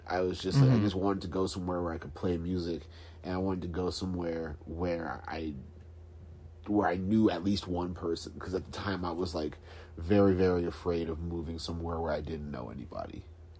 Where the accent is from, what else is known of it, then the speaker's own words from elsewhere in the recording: Calvert County, Maryland, United States; moved away as an adult; now in Philadelphia, United States; So I moved to Philly in 2010. I was living in Maryland. I grew up in Maryland. What part? I'm from Calvert County.